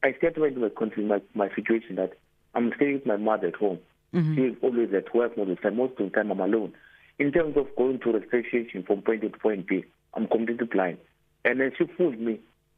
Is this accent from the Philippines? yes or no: no; Eastern Cape, South Africa; I'm from Eastern Cape, as you stated